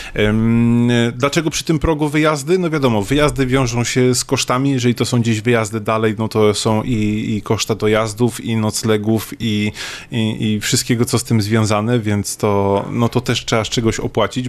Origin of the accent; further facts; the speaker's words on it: Szczecin, West Pomeranian Voivodeship, Poland; ja jestem ze Szczecina